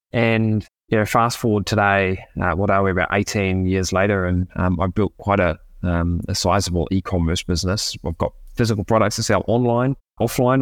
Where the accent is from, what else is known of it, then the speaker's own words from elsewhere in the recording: New Zealand; moved away as an adult; now in Argentina; I'm from New Zealand originally.